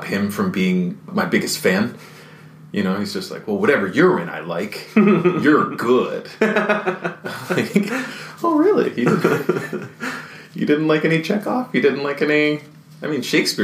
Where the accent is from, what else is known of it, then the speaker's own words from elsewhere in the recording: New Jersey, United States; moved away as an adult; now in Chicago, United States; I grew up in New Jersey